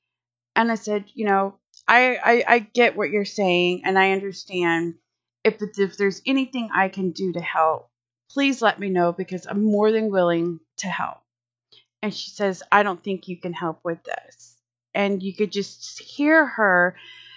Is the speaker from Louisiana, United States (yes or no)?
yes; Louisiana, United States; now in Texas, United States; I'm here in Texas and I'm from Louisiana